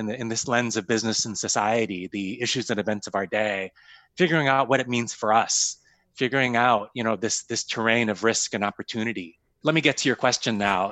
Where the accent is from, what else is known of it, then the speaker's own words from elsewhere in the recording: Sioux Falls, South Dakota, United States; moved away; I grew up in Sioux Falls, South Dakota, and literally went to Laura Ingalls Wilder Elementary School